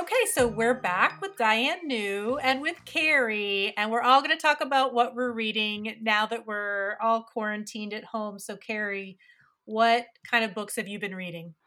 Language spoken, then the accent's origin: English; West Virginia, United States; I grew up in West Virginia